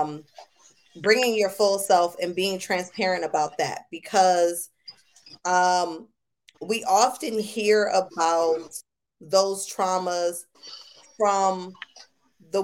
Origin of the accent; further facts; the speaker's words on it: Buffalo, New York, United States; now in Austin, United States; I'm from Buffalo, New York